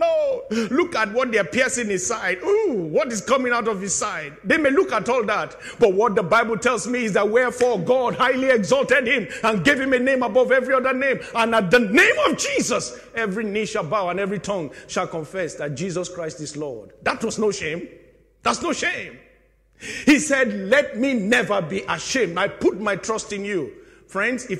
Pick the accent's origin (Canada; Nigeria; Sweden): Nigeria; also born or lived in United Kingdom; I am a Nigerian citizen and I'm a British citizen